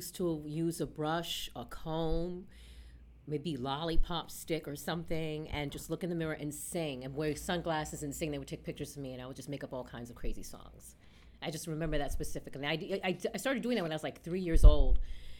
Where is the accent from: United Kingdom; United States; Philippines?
United States; New York City, New York; I grew up a New Yorican Born here. I grew up in the Upper West Side. And I went to school in the Upper West Side. I went to Performing Arts High School.